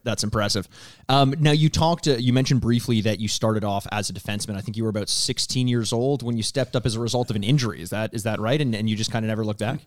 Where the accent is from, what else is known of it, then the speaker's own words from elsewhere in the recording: Toronto, Ontario, Canada; I am from Toronto